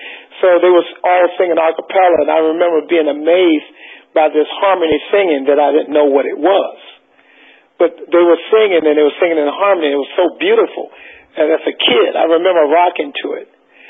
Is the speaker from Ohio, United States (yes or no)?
no; Westbury, New York, United States; born there; also born or lived in South Carolina; I was born in Westbury, Long Island, in a house in New York. My mom was originally from South Carolina, so I think she decided she wanted me to grow up in South Carolina